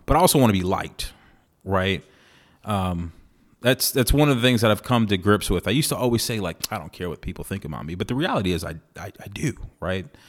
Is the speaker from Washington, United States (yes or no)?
no; San Antonio, Texas, United States; moved away; San Antonio is my hometown